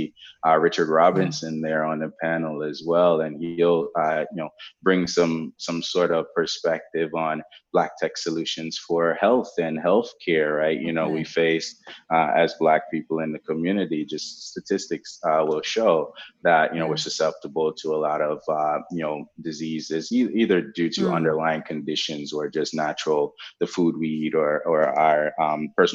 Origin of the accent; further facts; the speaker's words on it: Jamaica; also born or lived in Norfolk, Virginia, United States; now in United States; I grew up in Jamaica without a computer